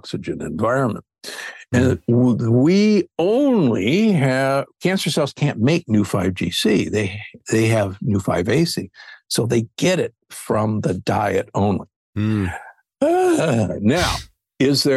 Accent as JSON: {"language": "English", "town": "Omaha", "region": "Nebraska", "country": "United States", "tie": "born or raised there", "said": "I grew up in Omaha, Nebraska, the beef state"}